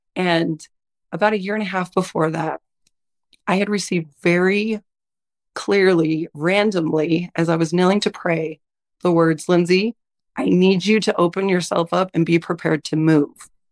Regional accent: Utah, United States; also born or lived in Idaho; I'm originally from Idaho. I primarily grew up in Utah. We've been in Utah ever since.

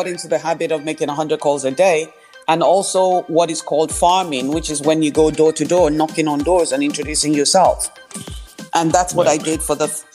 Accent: Nigeria; also born or lived in New York, United States; now in Texas, United States; I was born in Nigeria

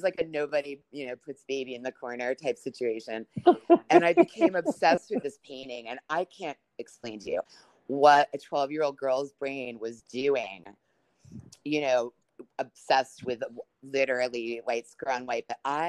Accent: New York, United States; when I was growing up in New York, you know, my parents were divorced

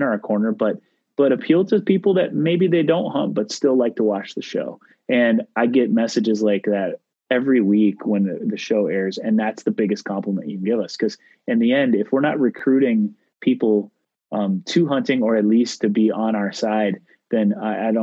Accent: Midwest, United States; I grew up in the Midwest, white-tailed deer and fishing and grouse and ducks and pheasants.

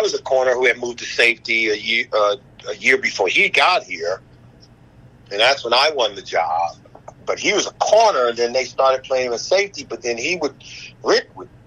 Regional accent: Southern California, United States; moved away as an adult; I grew up in Southern California

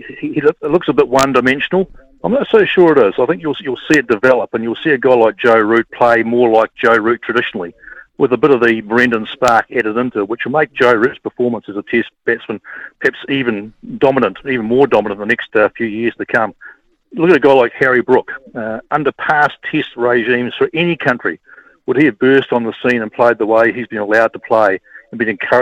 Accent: Dunedin, Otago, New Zealand; moved away as an adult; now in Canberra, Australia; I grew up in Dunedin

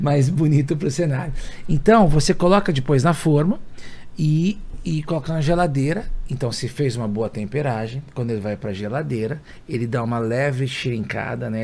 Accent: São Paulo, Brazil; eu nasci na Casa Verde, na Zona Norte de São Paulo

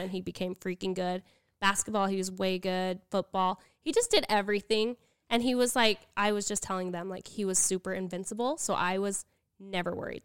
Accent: Utah, United States; also born or lived in Arizona; I grew up in Utah, but when I was married, I lived in Arizona.

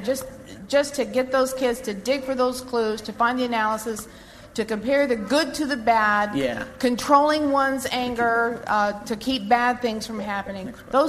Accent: Las Vegas, Nevada, United States; from Las Vegas.

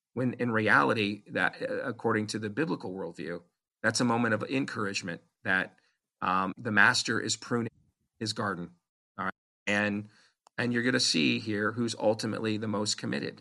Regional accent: United States; I'm an American

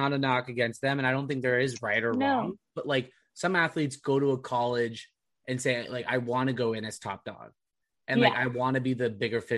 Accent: Irvine, California, United States; my hometown in Irvine, California

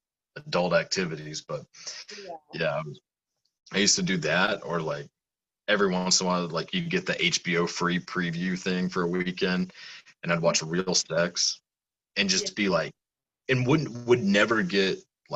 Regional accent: the South, United States; I'm from the South

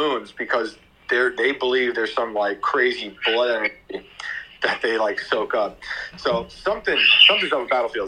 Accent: New York, United States; Yeah, that's I grew up near West Point in New York

